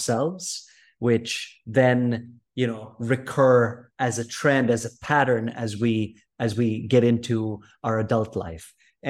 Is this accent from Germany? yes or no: no; Philippines; So I grew up in Southeast Asia, in the Philippines, 7,111 islands.